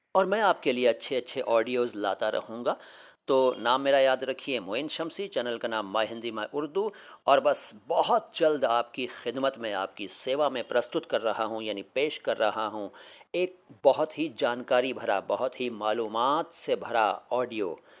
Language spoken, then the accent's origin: Hindi; Delhi, India; मैं दिल्ली से हूँ भारत से